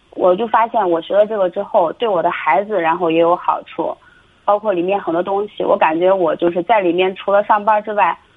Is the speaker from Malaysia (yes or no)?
no; Shaanxi, China; 我今年二十八，我是陕西的